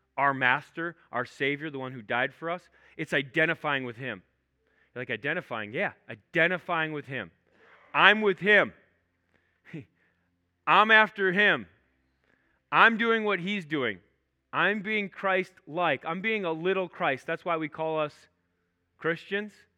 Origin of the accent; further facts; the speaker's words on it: Minnesota, United States; I'm not from Canada. I'm from Minnesota